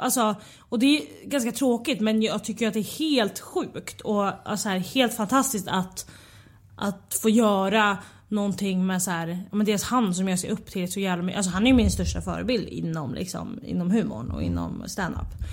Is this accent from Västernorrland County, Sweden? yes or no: no; Västerås, Västmanland, Sweden; moved away; Jag är från Västerås